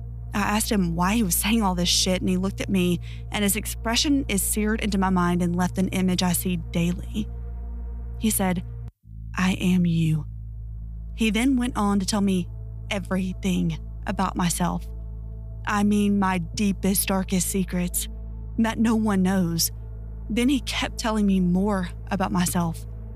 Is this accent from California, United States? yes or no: no; Ohio, United States; I grew up in Ohio in the 70s, and me and my childhood friend Joe were outside all the time we could manage it.